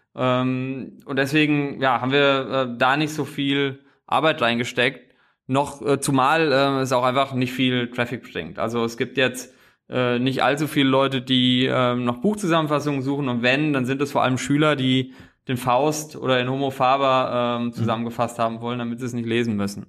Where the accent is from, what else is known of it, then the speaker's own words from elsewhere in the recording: a small village in central Hesse, Germany; moved away as an adult; now in Berlin, Germany; komme wirklich aus einem kleinen Dorf in der Mitte von Hessen